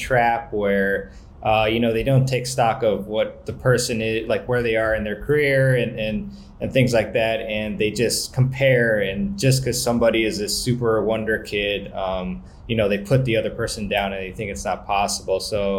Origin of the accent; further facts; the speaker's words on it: Washington, District of Columbia, United States; my hometown tournament, City Open.